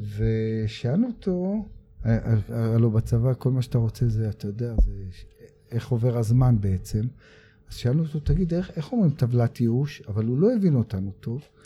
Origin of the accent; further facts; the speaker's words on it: Tel Aviv, Tel Aviv District, Israel; גדלתי בדרום תל אביב ועברתי לצפון תל אביב